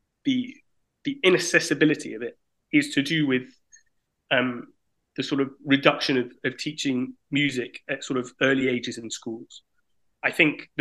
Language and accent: English; United Kingdom; moved away as an adult; now in France; initially I'm from Britain, but I lived in France now for the last 6 years